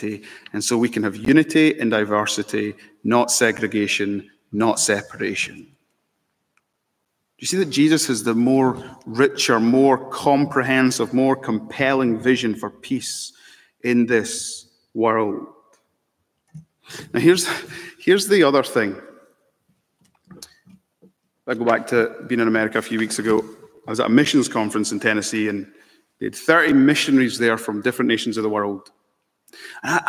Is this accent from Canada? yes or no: no; Scotland, United Kingdom; also born or lived in Malawi; now in London, United Kingdom; I'm mixed race. I love this, right? I'm British. I'm Scottish. Proud of it. I'm also Malawian